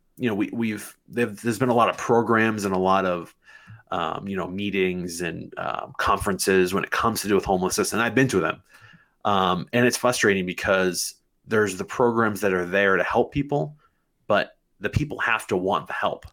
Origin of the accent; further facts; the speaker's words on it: Manchester, New Hampshire, United States; I was born and raised in Manchester. I went to Memorial High School